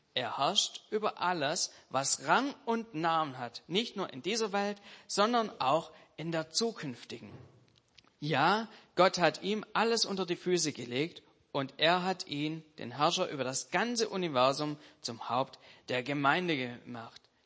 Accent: Germany; als Deutsche

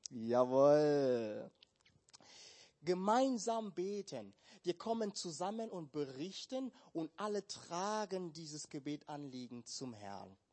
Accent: Cameroon; moved away; Ich war schon seit Jahren nicht mehr in meinem Heimatland und ich kenne mein Land, aber auch nicht mehr so gut.

